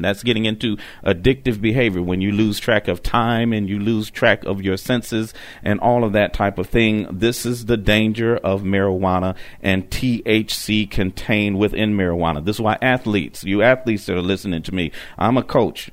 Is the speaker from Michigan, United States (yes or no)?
yes; Detroit, Michigan, United States; moved away; They're in my home state of Michigan. Yes, I'm from Detroit